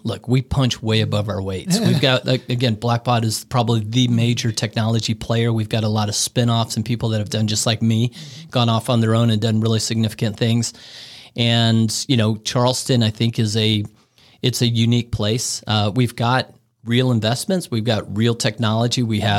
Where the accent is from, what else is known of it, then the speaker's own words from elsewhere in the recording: Bangkok, Thailand; Look, I grew up in Bangkok, Thailand. I spent a large portion of my life internationally all over the world.